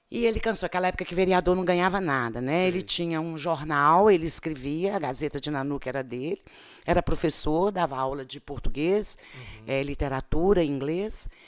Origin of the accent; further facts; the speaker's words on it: Rio de Janeiro, Brazil; A minha infância, embora no Rio de Janeiro, eu sempre passei férias, feriado, aqui, aqui em Ponte Nova